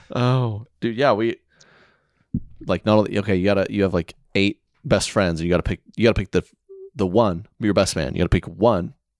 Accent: Oklahoma, United States; moved away; I was from Oklahoma

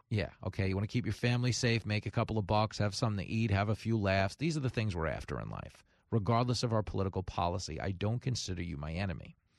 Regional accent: United States; as an American

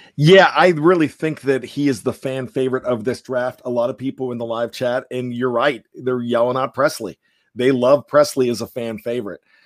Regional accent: Johnstown, Pennsylvania, United States; Pitt Johnstown, where I went to college.

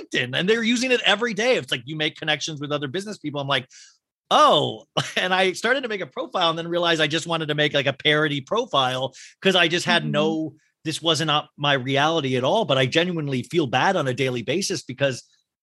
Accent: Kansas, United States; I grew up in Kansas where there were snowstorms

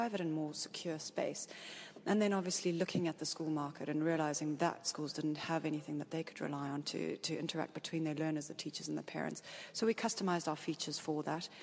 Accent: South Africa; I come from South Africa

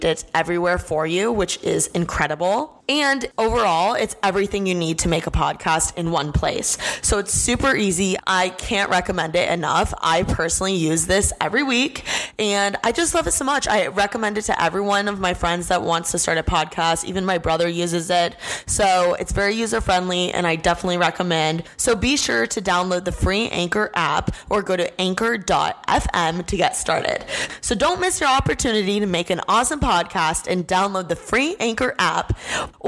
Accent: Indiana, United States; Midwest life. I'm from Indiana

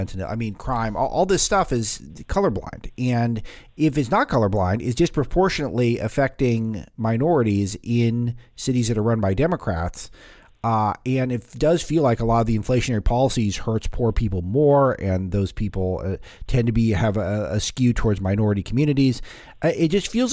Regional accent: Los Angeles, California, United States; my hometown's L.A.

